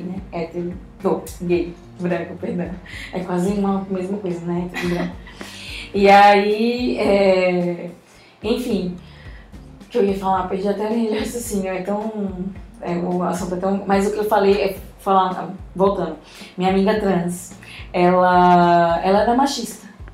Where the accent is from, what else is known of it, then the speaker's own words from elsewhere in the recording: São Luís, Maranhão, Brazil; eu nasci em São Luís do Maranhão